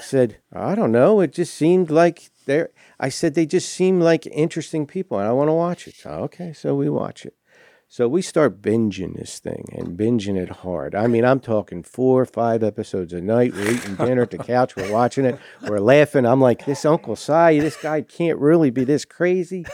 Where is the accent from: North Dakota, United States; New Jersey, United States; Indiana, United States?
New Jersey, United States; Southern; moved away as an adult; now in West Monroe, Louisiana, United States; I was born and raised in New Jersey.